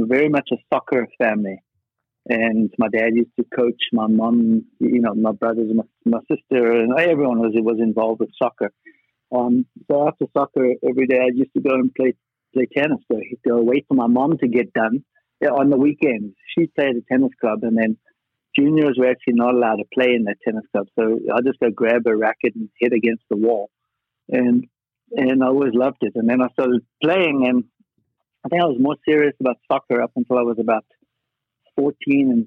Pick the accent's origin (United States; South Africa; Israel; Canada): South Africa; Johannesburg, Gauteng; moved away as an adult; I'm from Johannesburg. I was born there, played tennis there